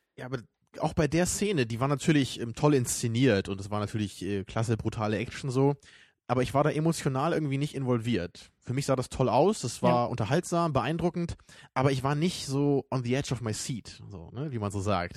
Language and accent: German; Germany; weil ich eben als Deutscher